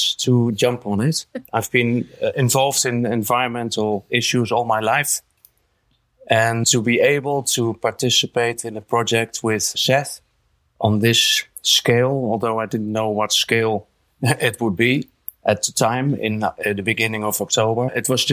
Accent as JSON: {"language": "English", "country": "Netherlands", "said": "I'm from the Netherlands"}